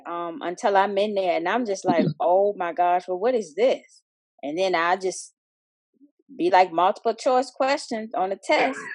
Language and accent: English; Richmond, Virginia, United States; I live in um, Richmond, Virginia. I'm from Richmond, Virginia, too